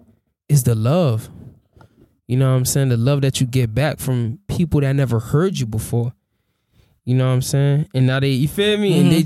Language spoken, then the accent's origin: English; the South, United States; Oh, it ain't even because I'm from the South